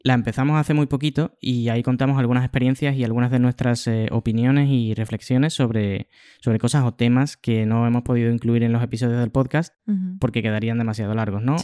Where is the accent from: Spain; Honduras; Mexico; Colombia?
Spain; now in Switzerland; ya no estaba en España, sino en Suiza